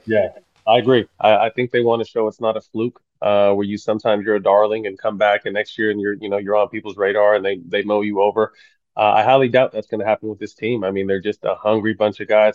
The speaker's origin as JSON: {"language": "English", "town": "Sacramento", "region": "California", "country": "United States", "tie": "born or raised there", "said": "this being my hometown team"}